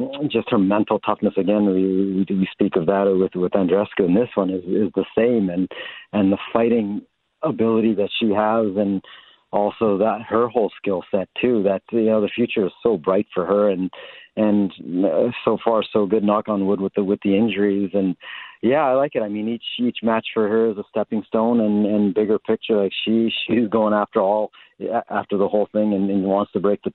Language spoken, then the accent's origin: English; Canada; as a Canadian